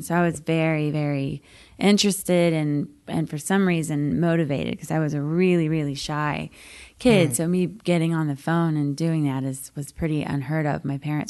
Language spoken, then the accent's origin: English; New Braunfels, Texas, United States; born or raised there; moved away as an adult; now in Nashville, United States